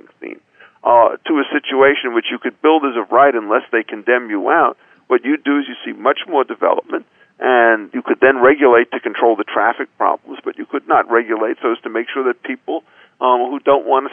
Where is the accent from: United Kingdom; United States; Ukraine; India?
United States; Chicago, Illinois; as a Chicagoan